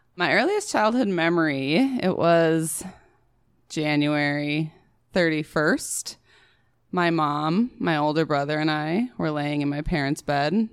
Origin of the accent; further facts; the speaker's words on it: Prior Lake, Minnesota, United States; Prior Lake